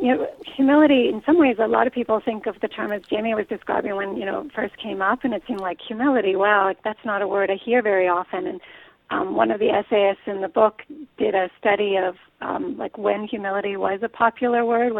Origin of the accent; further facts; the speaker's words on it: Pittsburgh, Pennsylvania, United States; now in Ann Arbor, United States; I grew up in Pittsburgh